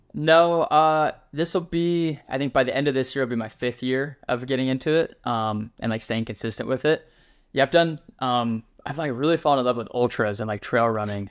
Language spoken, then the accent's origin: English; Wyoming, United States; now in Texas, United States; I'm from Wyoming originally